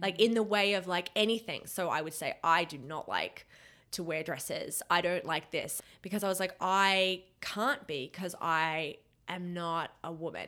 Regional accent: Australia; moved away as an adult; also born or lived in Canada; I was born in Australia

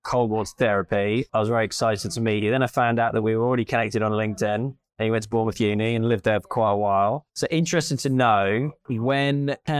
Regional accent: just outside Toronto, Ontario, Canada; now in United Kingdom; just outside Toronto is where I was brought up

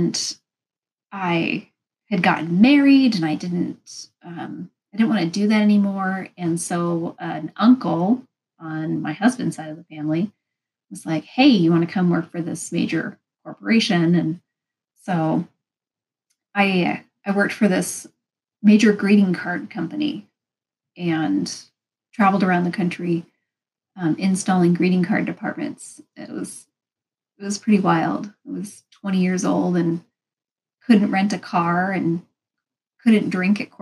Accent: Pacific Northwest, United States; I'm from the Pacific Northwest.

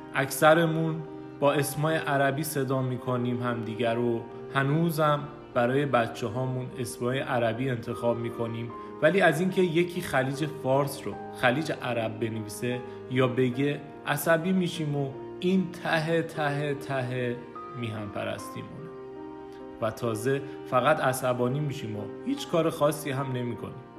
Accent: Iran; ما ایرانی‌ها

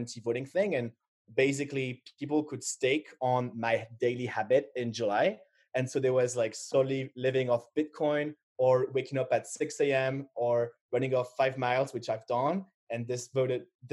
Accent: Paris, Île-de-France, France; I was born in Paris

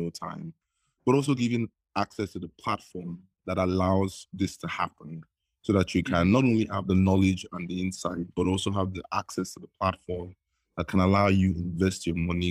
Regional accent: Nigeria; I was like every typical Nigerian growing up in Nigeria

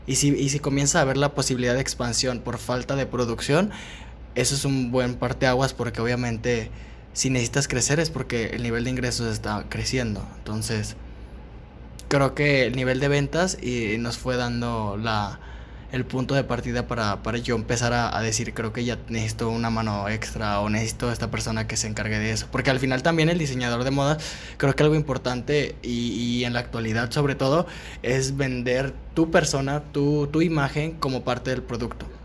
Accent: Guadalajara, Jalisco, Mexico; la, mujer como mexicana y, y en general de aquí de Guadalajara

